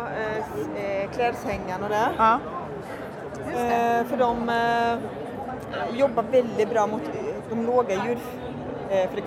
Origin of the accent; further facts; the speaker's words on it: Halmstad, Halland County, Sweden; now in Oslo, Norway; Jag eh, bor i Oslo men jag är ju från Halmstad.